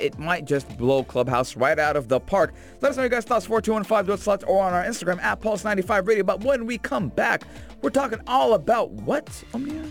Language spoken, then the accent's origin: English; Sharjah, United Arab Emirates; as someone who was born and raised in Sharjah